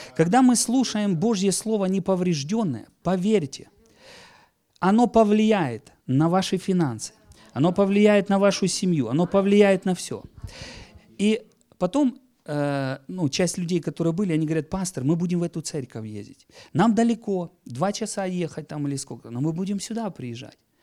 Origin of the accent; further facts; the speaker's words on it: Donetsk Oblast, Ukraine; я из Донецкой земли сейчас